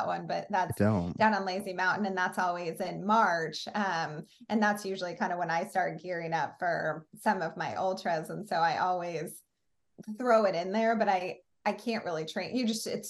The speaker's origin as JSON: {"language": "English", "region": "Oregon", "country": "United States", "tie": "born or raised there", "moved": "yes", "lives_now": "MatSu Valley, Alaska, United States", "said": "I grew up in Oregon."}